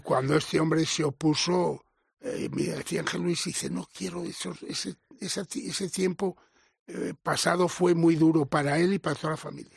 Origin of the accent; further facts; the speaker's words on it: Villarramiel, Castile and León, Spain; yo procedo de un pueblo de Castilla, Villarramiel